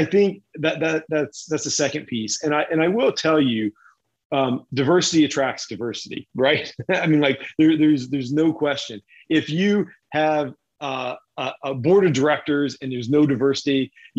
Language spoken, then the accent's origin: English; Kentucky, United States; moved away; also born or lived in Uralsk, Kazakhstan; I grew up in Kentucky